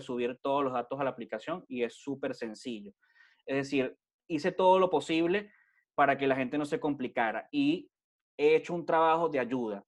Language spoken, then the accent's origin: Spanish; Venezuela; moved away as an adult; now in Spain; yo como emigrante venezolano, que tengo cinco años en España